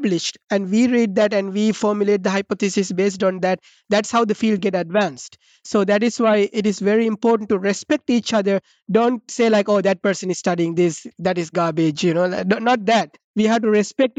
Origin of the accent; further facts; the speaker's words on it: Sri Lanka; now in Boston, United States; I'm from Sri Lanka, you know, which is a collectivistic society where we live with our parents until we are 70 years old